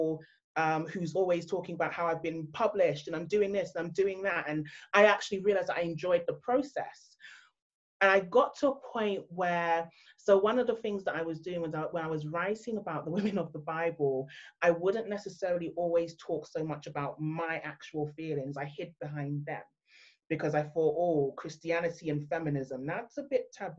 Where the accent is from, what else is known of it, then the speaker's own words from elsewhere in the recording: London, United Kingdom; I've been born and raised in London, my background, my heritage is actually Nigerian